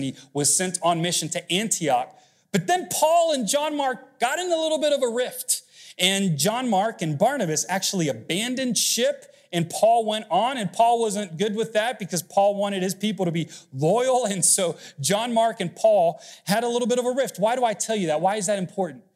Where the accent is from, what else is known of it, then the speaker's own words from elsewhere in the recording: Mexico City, Mexico; moved away; I grew up was born in Mexico City, and so ransom has a negative connotation because, unfortunately, hostage and kidnappings are kind of common growing up.